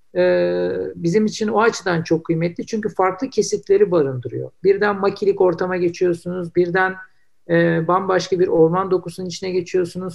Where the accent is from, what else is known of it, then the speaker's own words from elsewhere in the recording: Istanbul, Turkey; ben İstanbullular olarak